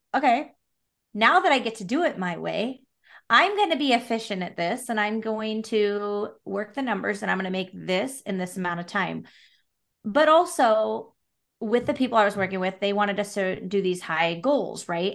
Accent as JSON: {"language": "English", "town": "Salem", "region": "Oregon", "country": "United States", "tie": "born or raised there", "also_born_or_lived": "Portland, Oregon", "said": "I was born and raised in Salem, which is, like, forty-five minutes south"}